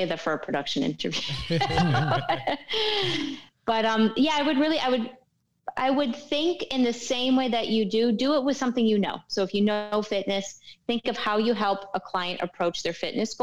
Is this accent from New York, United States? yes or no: yes; New York and New England area, United States; now in Miami, United States; I'm from New York and, like, New England area